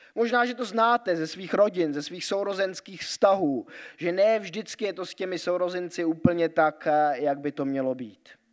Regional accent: Grindelwald, Bern, Switzerland; moved away; Vyrůstal jsem ve Švýcarsku a tam jsou takové eh, trošku možná někdy averze vůči německým turistům, hlavně v té vesnici, kde já jsem vyrůstal, eh, v Grindwaldu pod horou eh, Eiger

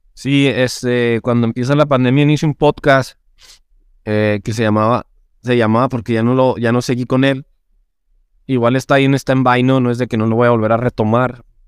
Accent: Chihuahua, Mexico; yo soy de la capital, que también se llama Chihuahua, soy de Chihuahua, Chihuahua

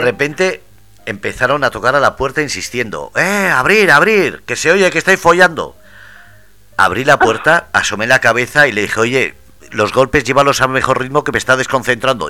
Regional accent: Ermua, Basque Country, Spain; mi pueblo, en Nermua

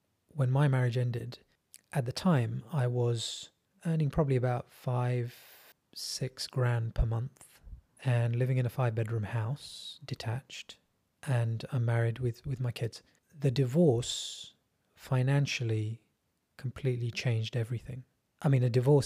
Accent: England, United Kingdom; I am brown English. I'm a second generation immigrant.

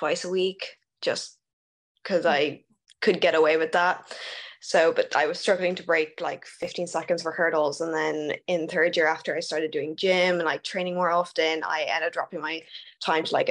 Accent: Dublin, Leinster, Ireland; moved away as an adult; also born or lived in United States; I went to Mount Anville

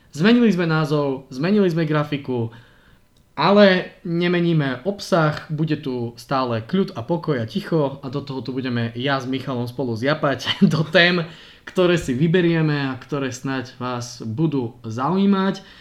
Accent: Prague, Czechia; now in Slovakia; No, preboha, ja som pristahovalec z Prahe, koho by som posielal preč.

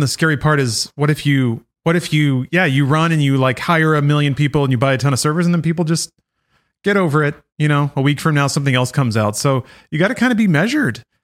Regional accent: United States; as an American

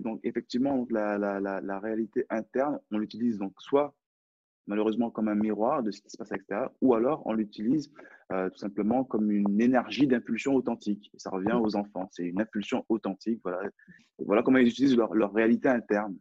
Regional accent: France; accent: French accent; J'ai un, French accent, donc j'ai un accent français

